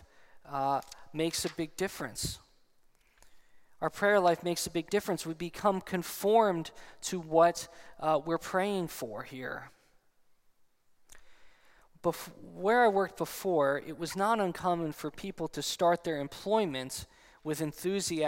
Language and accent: English; New Jersey, United States; I'm also still from New Jersey